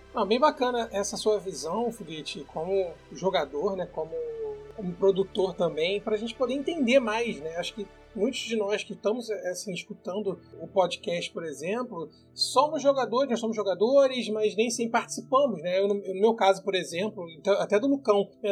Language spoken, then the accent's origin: Portuguese; Rio de Janeiro, Brazil; nós somos cariocas